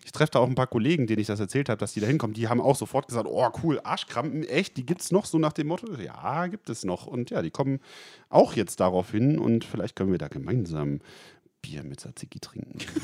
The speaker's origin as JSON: {"language": "German", "town": "Rotenburg", "region": "Lower Saxony", "country": "Germany", "said": "Ich komme ja aus der Ecke Rotenburg-Wimme"}